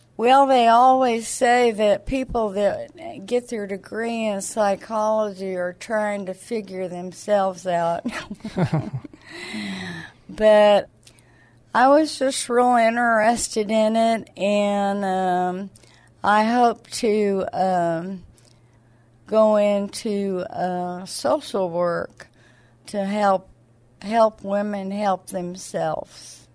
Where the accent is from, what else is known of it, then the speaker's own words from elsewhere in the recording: Clovis, New Mexico, United States; moved away; also born or lived in Alamogordo, New Mexico; was born and raised in Clovis, New Mexico. I lived there my whole life